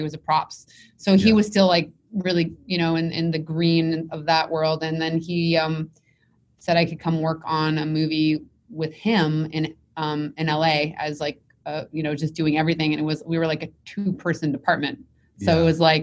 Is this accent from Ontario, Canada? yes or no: no; Montreal, Quebec, Canada; I'm from Montreal. So we have something called CJEP, which is 2 years of college after high school